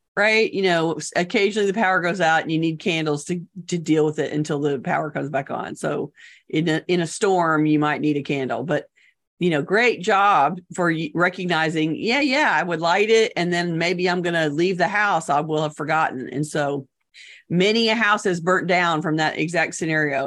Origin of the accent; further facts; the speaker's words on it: United States; we as American consumers